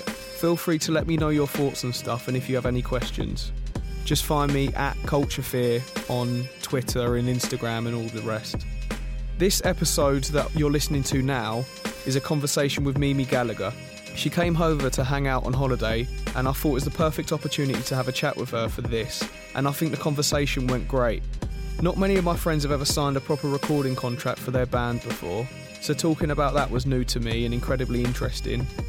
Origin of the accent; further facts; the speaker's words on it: United Kingdom; someone who's always lived in Britain